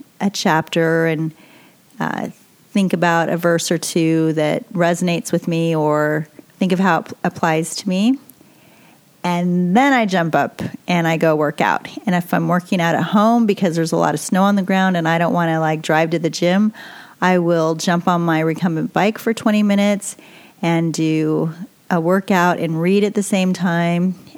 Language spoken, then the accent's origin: English; New York, United States; I'm originally from New York